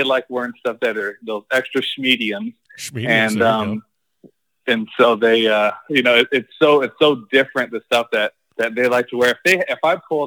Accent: Phoenix, Arizona, United States; now in Boca Raton, United States; I'm from Phoenix.

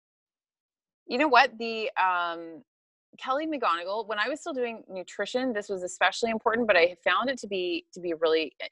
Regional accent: Hamilton, Ontario, Canada; moved away as an adult; now in Bali, Indonesia; I am from Hamilton, Ontario in Canada

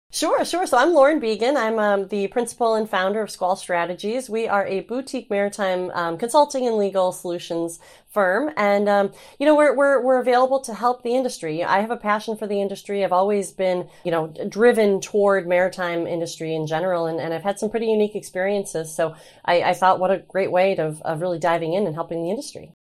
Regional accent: Traverse City, Michigan, United States; I'm from Traverse City, um, and grew up on the water

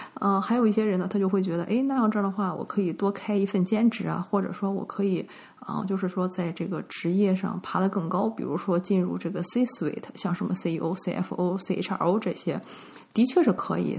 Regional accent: northern China, China; moved away; 我在国内长大嘛

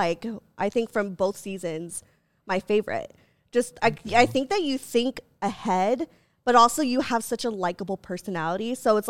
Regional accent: Philippines; And also she's Filipino and I'm Filipino, so I think there was a part of me that was like, please.

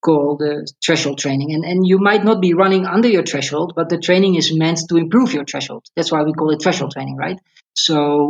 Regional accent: Netherlands; moved away as an adult; now in Kenya; I was born in the Netherlands. I grew up there.

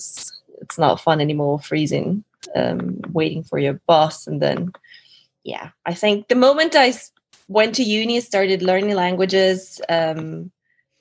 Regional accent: Novosibirsk, Novosibirsk Oblast, Russia; also born or lived in Altai, Russia / Kazakhstan / Thailand / Edinburgh, United Kingdom; now in London, United Kingdom; we moved there when I was 8 to the city called Novosibirsk.

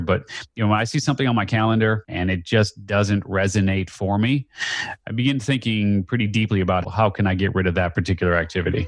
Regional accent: Skokie, Illinois, United States; I grew up just outside of Chicago. Very confusing, actually. I grew up technically in Skokie, but we were in the Evanston School District.

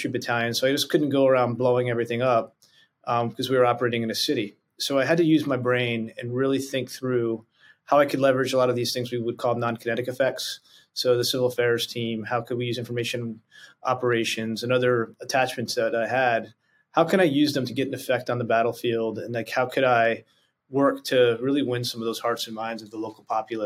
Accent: New Jersey, United States; moved away as an adult; also born or lived in Hawaii / Japan; I grew up in God's country, a place called New Jersey

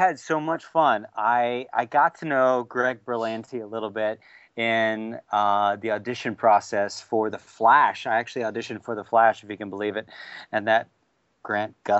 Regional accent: Alabama, United States; I grew up in Alabama

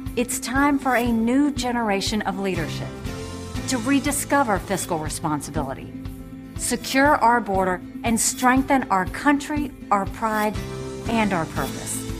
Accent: South Carolina, United States; I was born and raised in South Carolina

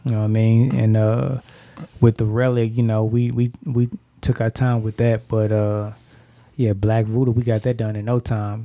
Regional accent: St. Louis, Missouri, United States; I'm from St. Louis

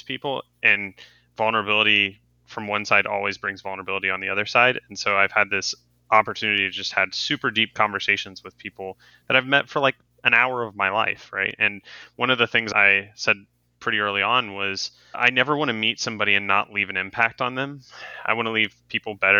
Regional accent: Cincinnati, Ohio, United States; I was born in Cincinnati, Ohio. I grew up a Reds fan

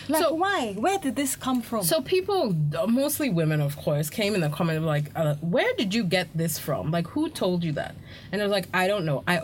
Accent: Ghana; being Ghanaian does not automatically.

